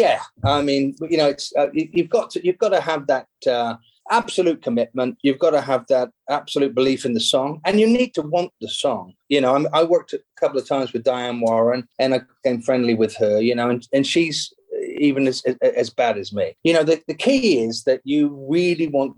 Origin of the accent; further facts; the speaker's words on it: England, United Kingdom; moved away as an adult; now in Los Angeles, United States; being an English songwriter